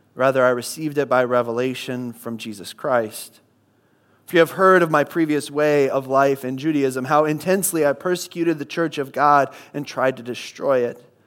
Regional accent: Midwest, United States; moved away; I come from the Midwest

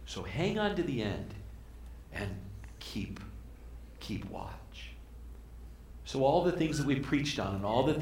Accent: Arizona, United States; I grew up in Arizona

